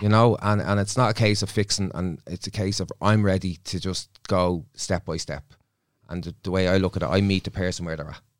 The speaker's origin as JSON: {"language": "English", "town": "Dublin", "region": "Leinster", "country": "Ireland", "said": "I'm from Dublin"}